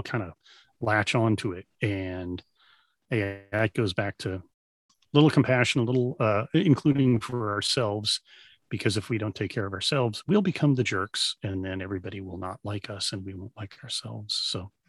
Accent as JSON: {"language": "English", "town": "Dallas", "region": "Texas", "country": "United States", "tie": "born or raised there", "said": "I grew up in Dallas"}